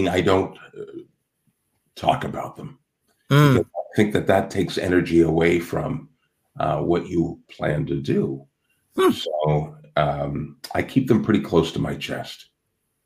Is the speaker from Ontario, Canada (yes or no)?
yes; Toronto, Ontario, Canada; in Canada, which is where I'm from, you know, I'm from Toronto, Canada